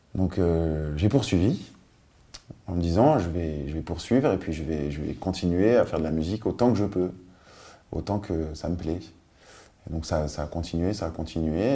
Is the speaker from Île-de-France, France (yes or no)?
yes; Paris, Île-de-France, France; born or raised there; also born or lived in Nice / Biot